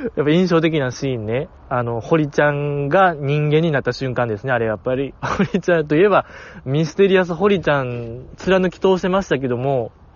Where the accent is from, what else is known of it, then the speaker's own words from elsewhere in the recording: Kansai, Japan; 関西人として